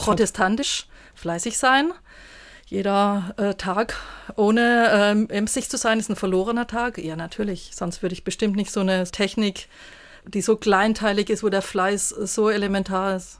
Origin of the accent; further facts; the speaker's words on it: Stuttgart, Baden-Württemberg, Germany; moved away as an adult; also born or lived in Saarland; In Stuttgart gibt es ja ein sehr schönes, wo ich aufgewachsen bin, das Lindenmuseum